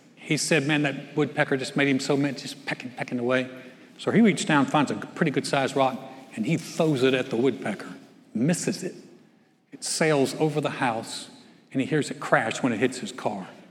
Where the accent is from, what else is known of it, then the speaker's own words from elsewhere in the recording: North Carolina, United States; moved away; my hometown in North Carolina